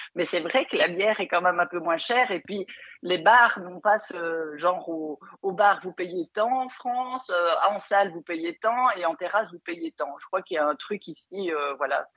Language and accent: French; Belgium; accent: Belgian; je suis belge